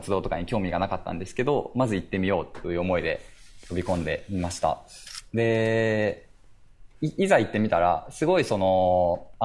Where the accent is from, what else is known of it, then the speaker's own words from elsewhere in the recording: Akita, Japan; now in Awaji Island, Japan; 僕は、まあ、秋田出身で、結構、まあ、あの、地方勢ではあるんですけれども